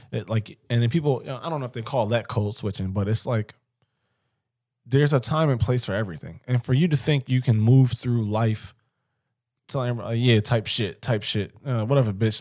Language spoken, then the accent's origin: English; Philadelphia, Pennsylvania, United States; somebody I grew up with in West Philly